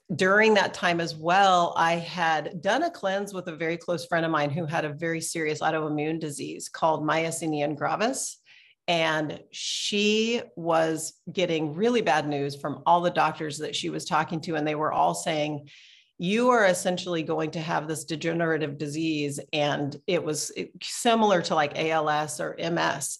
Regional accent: Portland, Oregon, United States; I'm from Portland, Oregon

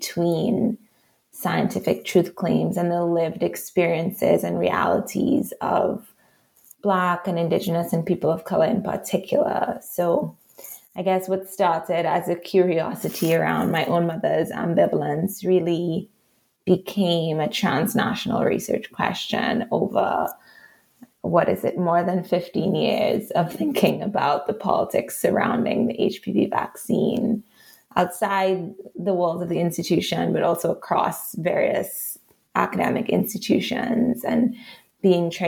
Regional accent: Trinidad & Tobago; accent: Trinidadian; moved away as an adult; also born or lived in Montreal, Canada; as a teenager, actually growing up in Trinidad

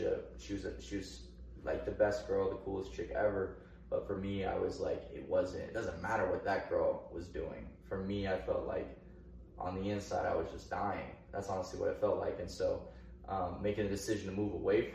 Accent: Oak Grove, Missouri, United States; also born or lived in Blue Springs, Missouri; the school where we met and where we grew up.

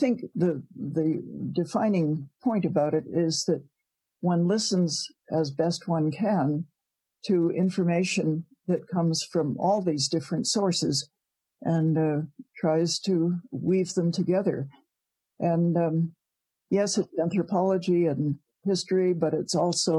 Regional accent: Providence, Rhode Island, United States; moved away as an adult; now in Canada; I was born in Providence, Rhode Island

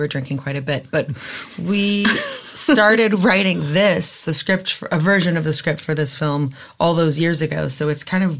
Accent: Kentucky, United States; moved away; also born or lived in New York; I was raised by evangelicals in Kentucky and sang in my parents' worship band in a megachurch.

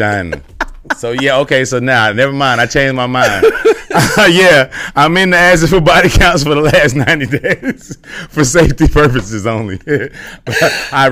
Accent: Inglewood, California, United States; moved away as an adult; also born or lived in Los Angeles; now in Atlanta, United States; I was born and raised in Inglewood, but moved around a lot

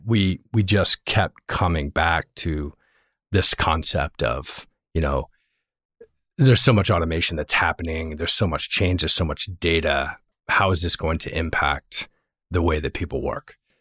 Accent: Virginia, United States; also born or lived in Northeast US / Europe / Los Angeles / Bay Area; now in Los Altos, United States; I actually am from Virginia. I grew up in Virginia, spent a bunch of time in the Northeast, a little bit of time in Europe, started my career in LA, and then uh, ended up in the Bay Area and never left.

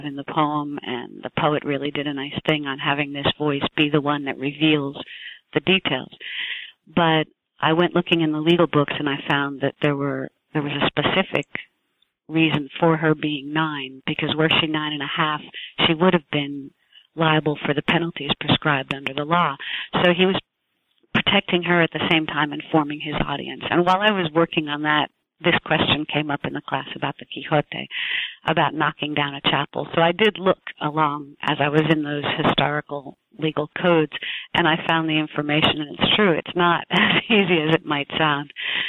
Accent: New Jersey, United States; born there; I was born in New Jersey. I was born into a large family.

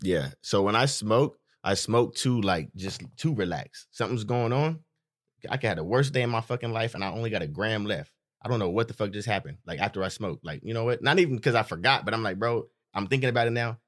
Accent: Stockton, California, United States; we're from Stockton

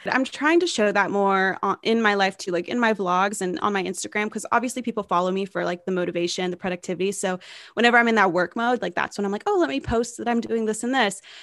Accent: Knoxville, Tennessee, United States; homes in my hometown of Knoxville, Tennessee

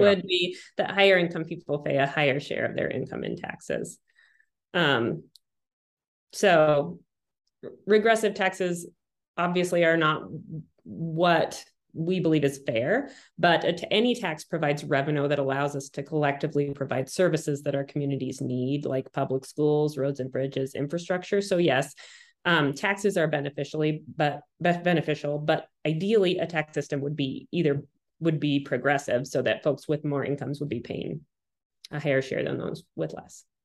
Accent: Montana, United States; growing up in Montana and and and not a wealthy person

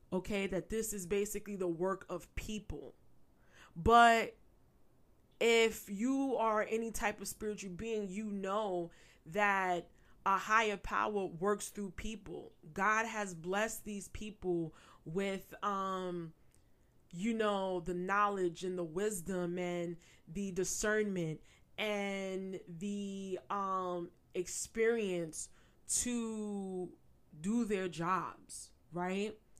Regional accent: New York, United States; I'm a native New Yorker, born and raised. I still reside in New York.

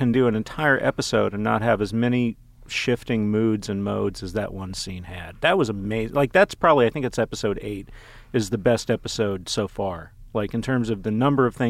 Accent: Dallas, Texas, United States; my hometown of Dallas

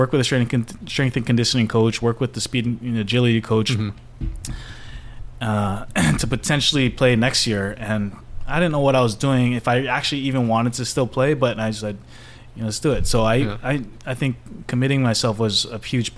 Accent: Honolulu, Hawaii, United States; Born and raised Honolulu

